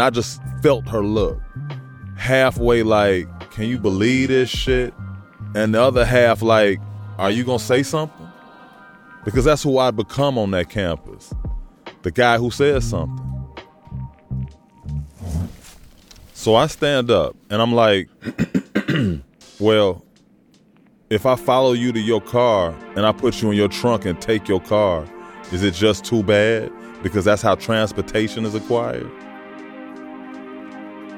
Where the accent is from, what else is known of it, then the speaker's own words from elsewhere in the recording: Chicago, Illinois, United States; I grew up in Chicago, a neighborhood called Hyde Park